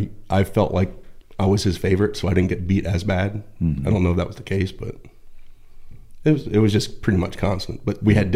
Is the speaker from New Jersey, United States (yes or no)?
yes; Point Pleasant, New Jersey, United States; also born or lived in Pennsylvania / Virginia Beach; I was born in Point Pleasant, New Jersey.